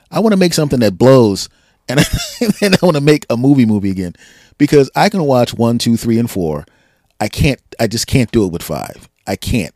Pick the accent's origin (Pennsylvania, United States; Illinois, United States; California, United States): Pennsylvania, United States; Philadelphia; born and raised in Philadelphia